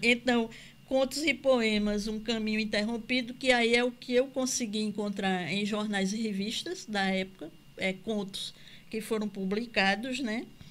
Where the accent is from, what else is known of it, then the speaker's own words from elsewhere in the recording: Campina Grande, Paraíba, Brazil; Eu sou de Campina Grande